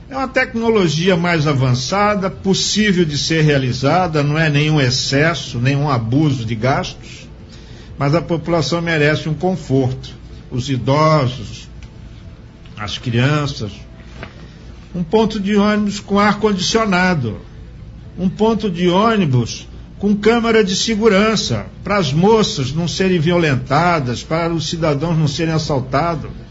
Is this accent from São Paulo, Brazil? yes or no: no; Santa Catarina, Brazil; que eu também vou citar lá do meu estado de Santa Catarina, Itajaí, Florianópolis, que são pioneiros nesse segmento de pesca